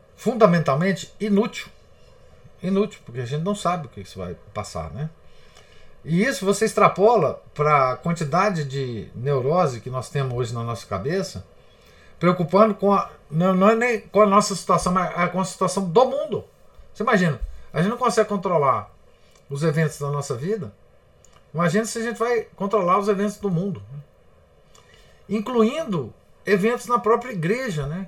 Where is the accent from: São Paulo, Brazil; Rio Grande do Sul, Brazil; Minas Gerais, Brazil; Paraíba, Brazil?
Minas Gerais, Brazil; Nós somos mineiros